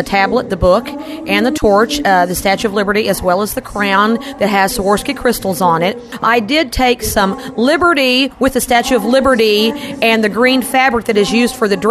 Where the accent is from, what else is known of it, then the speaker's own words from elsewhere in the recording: Texas, United States; I'm from Texas